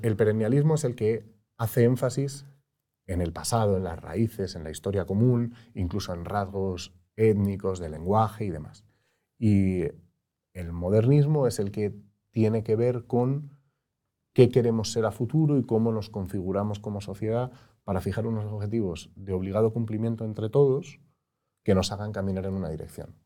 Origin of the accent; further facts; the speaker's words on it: Madrid, Community of Madrid, Spain; yo soy de Madrid